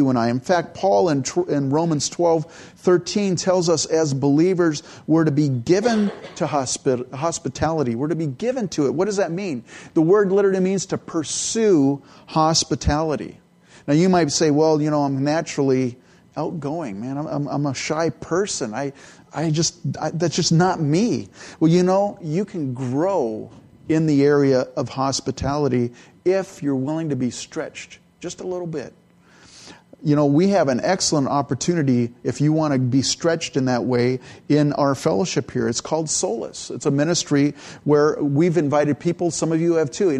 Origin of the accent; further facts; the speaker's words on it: California, United States; also born or lived in Edmonton, Alberta, Canada / San Jose, California; I was born in Canada, and I grew up in California. So I was like 3 years old when I left Canada.